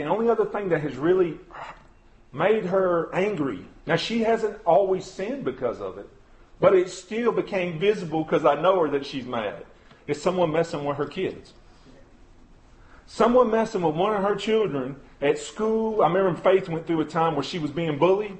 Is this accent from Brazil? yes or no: no; United States; especially as American Christians